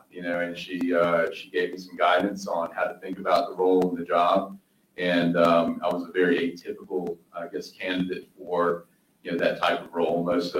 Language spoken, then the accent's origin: English; Hamlet, North Carolina, United States; also born or lived in Iran / New York; a small rural town in North Carolina called Hamlet, North Carolina, which is where we moved, which is about 2 hours, 2.5 hours from Charlotte, the east. And we moved to this small rural town, family of Persians